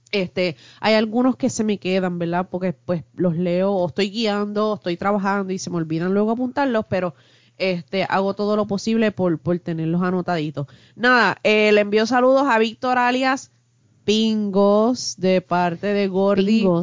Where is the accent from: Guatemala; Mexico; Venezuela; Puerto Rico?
Puerto Rico; Guayama